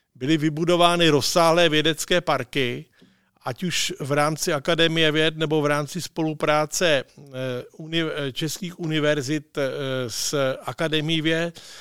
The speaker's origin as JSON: {"language": "Czech", "country": "Czechia"}